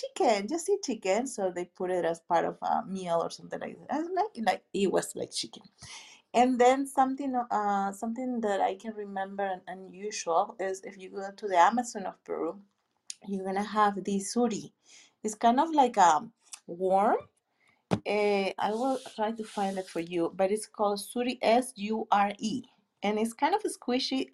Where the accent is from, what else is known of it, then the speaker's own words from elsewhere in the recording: Lima, Peru; I'm from Lima, the capital